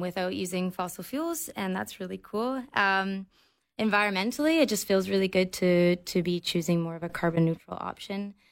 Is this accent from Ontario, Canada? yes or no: no; Victoria, British Columbia, Canada; also born or lived in Halifax, Nova Scotia; they moved us out here, our, our family of five, out here when uh, my siblings and I were kids. So I grew up in Victoria.